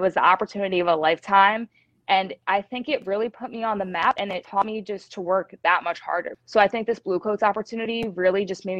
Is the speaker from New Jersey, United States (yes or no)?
yes; Glassboro, New Jersey, United States; Yeah, so my family is 4-4 with Philadelphia. I mean, they've loved sports growing up, especially my dad.